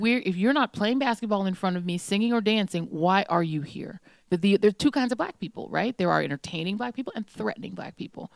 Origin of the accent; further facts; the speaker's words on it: Brooklyn, New York, United States; I was born in Brooklyn.